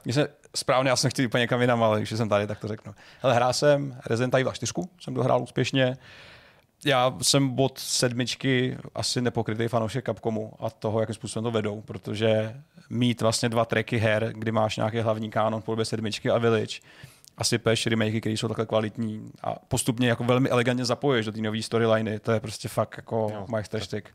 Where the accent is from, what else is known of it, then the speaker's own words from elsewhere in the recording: Jiříkov, Ústí nad Labem Region, Czechia; Já jsem někdo, kdo vyrost na, na, ve Filipově, v malé vesnici u Jiříkova